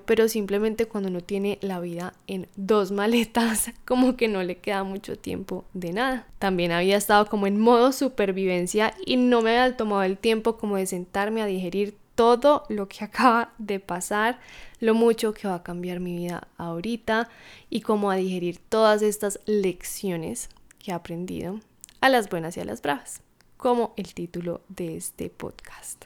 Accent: Colombia; moved away as an adult; regresar de vuelta a mi país natal, a Colombia

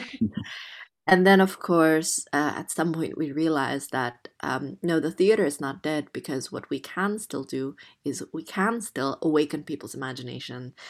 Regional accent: Jakarta, Indonesia; English is a second language; moved away as an adult; now in London, United Kingdom; I was born Chinese Indonesian in Jakarta in Indonesia, and I was raised there for the first eighteen years

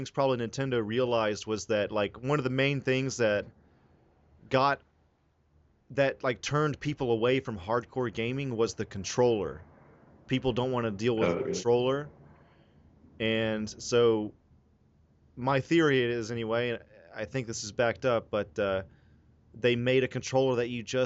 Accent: the South, United States; now in Los Angeles, United States; I'm from the South

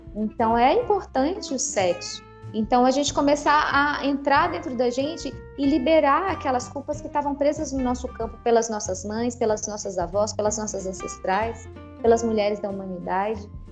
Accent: Brasília, Federal District, Brazil; moved away as an adult; Eu cresci na Asa Norte, em Brasília, bem no centro da cidade.

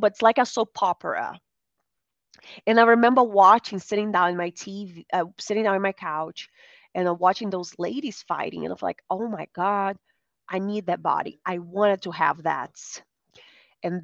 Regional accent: Brazil; now in United States; I grew up in Brazil. Now I live in the United States.

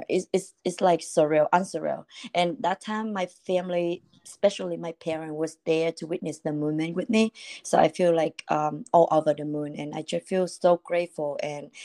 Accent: Vietnam; English is a second language; moved away as an adult; now in United States; I born and raised in Vietnam, and I was 19 years old when I moved to the US

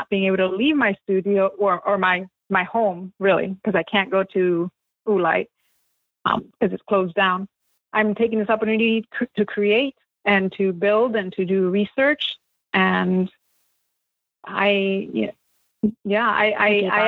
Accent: United States; my experience growing up in the United States, speaking both languages.

